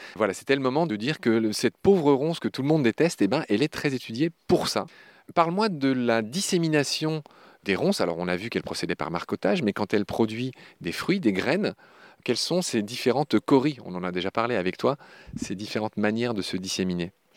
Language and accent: French; Lorraine, Grand Est, France; je suis lorrain